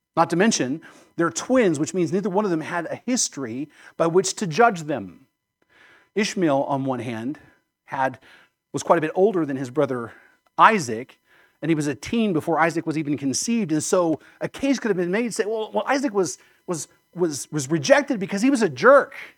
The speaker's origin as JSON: {"language": "English", "country": "United States", "said": "I'm an American and I love being an American"}